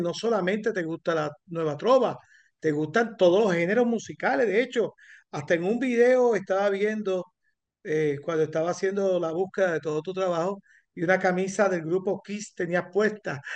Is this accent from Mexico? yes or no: no; Corozal, Puerto Rico; mi compueblana de Corozal, Puerto Rico. Ella de Cibuco, yo de Palos Blancos